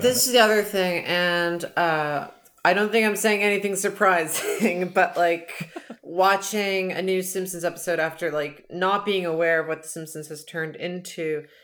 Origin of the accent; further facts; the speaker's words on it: Canada; I'm from Canada, I'm from the Great White North